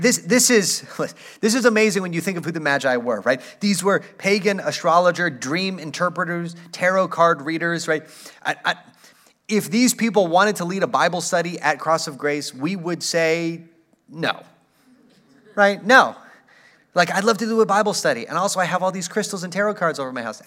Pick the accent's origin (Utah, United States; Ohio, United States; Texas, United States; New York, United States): Texas, United States; El Paso; I grew up in El Paso